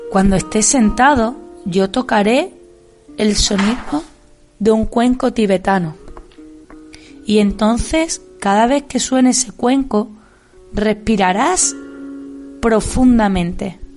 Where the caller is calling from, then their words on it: Seville, Andalusia, Spain; Buenas tardes a todos. Os hablo desde Sevilla. … soy una profe del Colegio Santa Ana de Sevilla